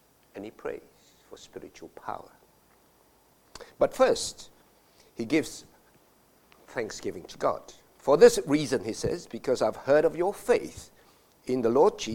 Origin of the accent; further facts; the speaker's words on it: Malaysia; As a boy growing up in Malaysia